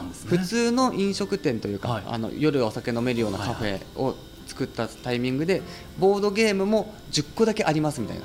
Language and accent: Japanese; Yamanashi, Japan; moved away as an adult; 山梨出身なんですけど